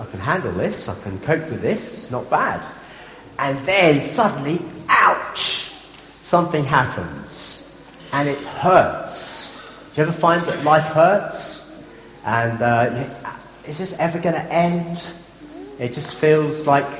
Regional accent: Durban, KwaZulu-Natal, South Africa; moved away; I grew up in South Africa in my early days, and we had a boat in Durban Harbour.

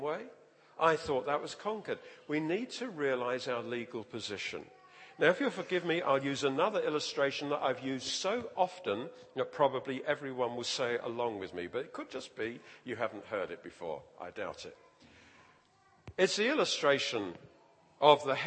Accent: London, United Kingdom; I grew up in the East End of London.

